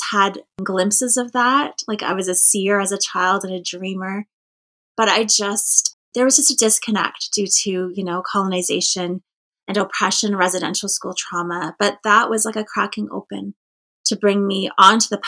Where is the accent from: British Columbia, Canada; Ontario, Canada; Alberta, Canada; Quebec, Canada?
Ontario, Canada; Cape Croker First Nation; I'm from Cape Croker First Nation